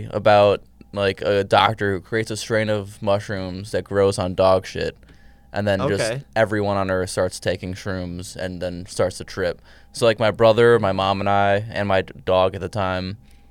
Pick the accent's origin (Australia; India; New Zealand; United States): United States; Chicago, Illinois; I grew up in Chicago.